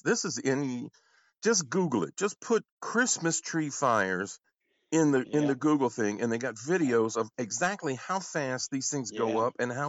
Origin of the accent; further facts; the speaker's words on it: South Louisiana, United States; also born or lived in New York; Oh, we're from South Louisiana.